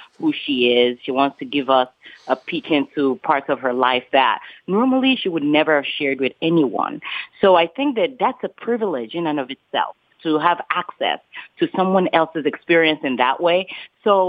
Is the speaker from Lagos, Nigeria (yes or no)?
yes; Lagos, Nigeria; moved away; I grew up in Nigeria, in Lagos, Nigeria